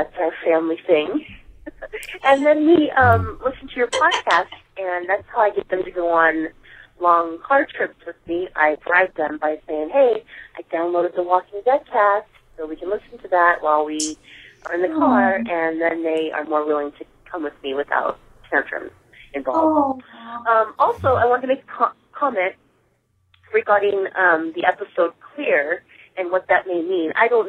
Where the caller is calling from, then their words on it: Seattle, Washington, United States; I'm calling from Seattle, Washington.